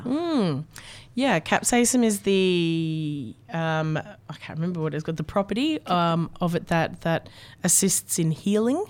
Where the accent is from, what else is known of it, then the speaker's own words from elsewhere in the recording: Australia; what we grew up with in Australia